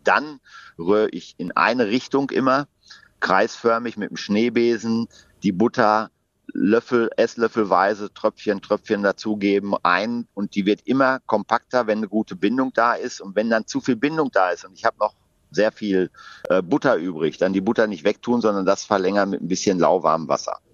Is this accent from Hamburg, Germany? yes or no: no; Ruhr area, North Rhine-Westphalia, Germany; ich bin damit im Ruhrgebiet groß geworden